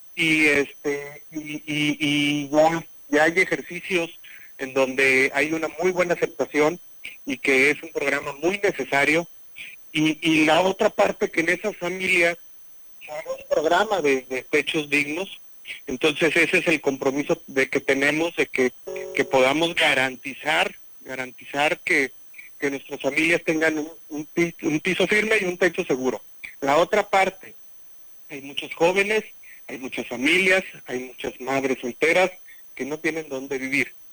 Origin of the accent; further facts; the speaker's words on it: Huichihuayán, San Luis Potosí, Mexico; en Huichuayán, en mi pueblo, eh, en mi querido Huichuayán